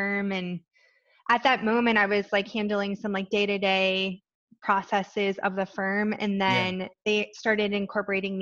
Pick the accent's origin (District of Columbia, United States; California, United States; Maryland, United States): Maryland, United States; Western; now in Annapolis, United States; I grew up in Western Maryland.